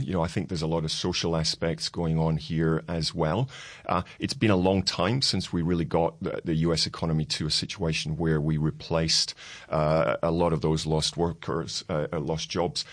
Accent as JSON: {"language": "English", "region": "Scotland", "country": "United Kingdom", "said": "being Scottish"}